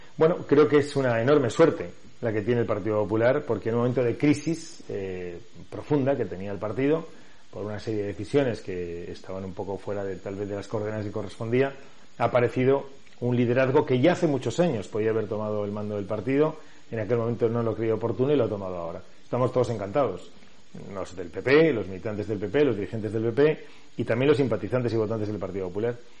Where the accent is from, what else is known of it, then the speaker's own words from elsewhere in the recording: Valencia, Valencian Community, Spain; soy de Valencia, he nacido en Valencia ciudad, me he desarrollado en Valencia ciudad toda mi vida